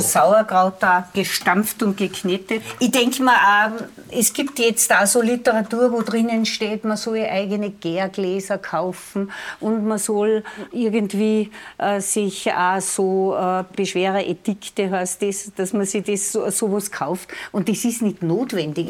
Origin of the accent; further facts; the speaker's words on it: Lungau, Salzburg, Austria; bei uns im Lungau ist zu Jakobi braucht, dass man die Leute auf den Almen, die Almleit besucht.